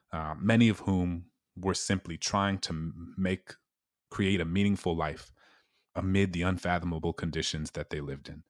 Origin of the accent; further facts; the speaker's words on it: New Orleans, Louisiana, United States; my hometown in New Orleans